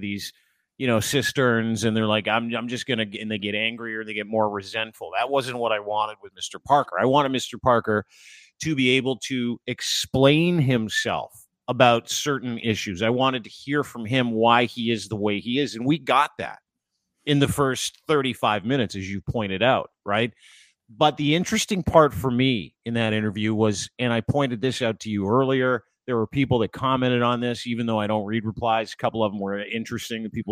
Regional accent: Canada; I am Canadian first

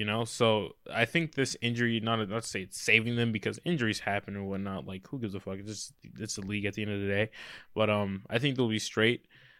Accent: Memphis, Tennessee, United States; Yeah, I'm from Memphis.

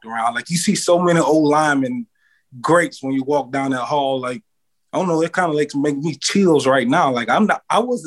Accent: Mississippi, United States; moved away as an adult; also born or lived in Nebraska; I'm from Mississippi

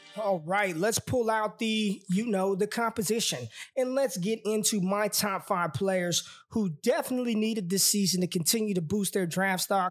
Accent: Las Vegas, Nevada, United States; I am from Vegas

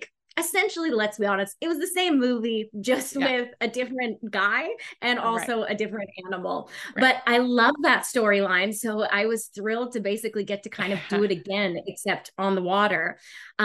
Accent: Australia; moved away as an adult; also born or lived in Calgary, Canada; now in Vancouver, Canada; I grew up in Australia, born in Calgary, grew up in Australia, and then I've just come here like 3 years ago.

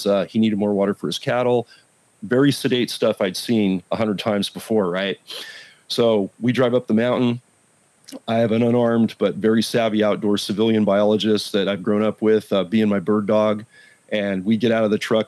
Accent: Silicon Valley, California, United States; I've now transferred back up to the Silicon Valley. I'm back in my hometown

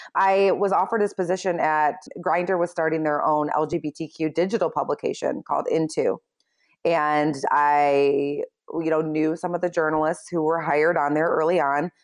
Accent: Michigan, United States; moved away as an adult; also born or lived in Chicago; growing up in Michigan

